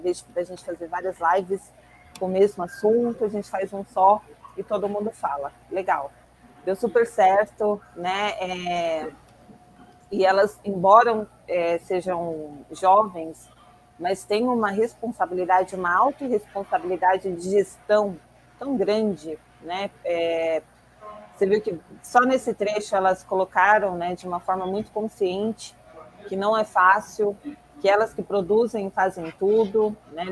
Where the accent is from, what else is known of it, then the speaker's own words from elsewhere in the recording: São Paulo, Brazil; eu sou daqui de, do extremo sul de São Paulo, Parelheiros